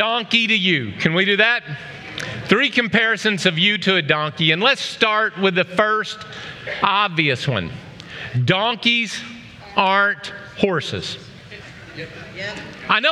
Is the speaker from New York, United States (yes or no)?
no; Oklahoma, United States; I grew up in Oklahoma